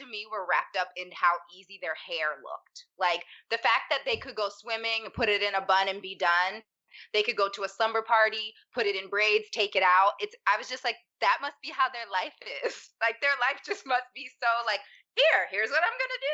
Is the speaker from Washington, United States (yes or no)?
no; Pittsburgh, Pennsylvania, United States; I'm from Pittsburgh, Pennsylvania. And I grew up around maybe 4 Black people